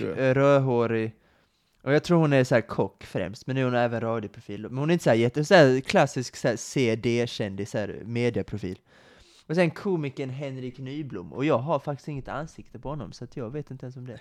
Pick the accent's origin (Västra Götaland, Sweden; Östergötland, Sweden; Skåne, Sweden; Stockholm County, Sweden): Skåne, Sweden; Kristianstad; moved away as an adult; now in Lund, Sweden; mina hemtrakter i Kristianstad